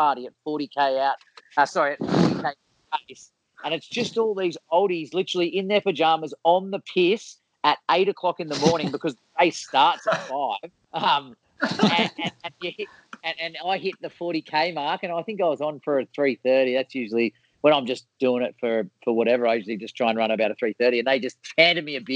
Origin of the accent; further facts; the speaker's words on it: Sydney, New South Wales, Australia; I grew up in Vaucluse